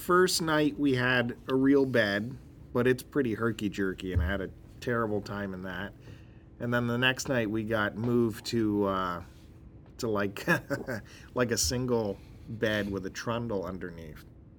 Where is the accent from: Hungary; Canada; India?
Canada; Picton, Ontario; moved away; we're both from Picton.